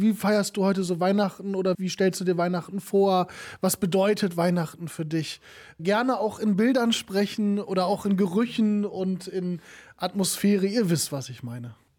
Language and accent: German; Kevelaer, North Rhine-Westphalia, Germany; moved away; bei uns in Kevela, woher ich komme, ne, ich bin ja Kevelarer